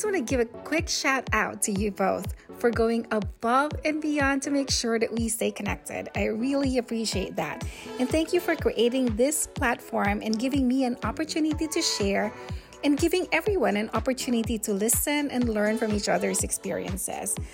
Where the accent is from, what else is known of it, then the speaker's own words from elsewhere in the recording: Philippines; first language Filipino; English is a second language; moved away as an adult; now in United States; Philippines. So, uh, Filipino